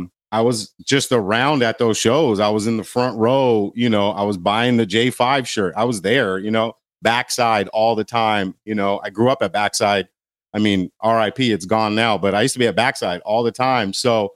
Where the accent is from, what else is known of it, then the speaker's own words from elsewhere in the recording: Glendale, California, United States; So grew up in Glendale.